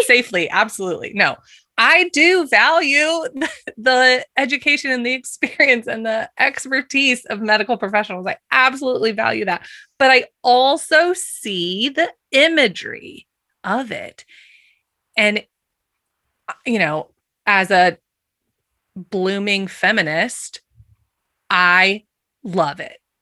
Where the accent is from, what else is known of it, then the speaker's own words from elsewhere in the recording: Kansas, United States; I grew up in Kansas